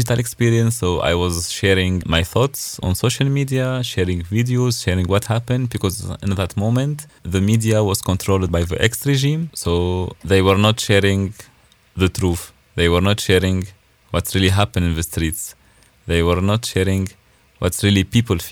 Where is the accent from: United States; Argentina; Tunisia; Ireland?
Tunisia; Nabeul, Nabeul Governorate; English is a second language; moved away as an adult; now in Stuttgart, Germany; my city is on the beach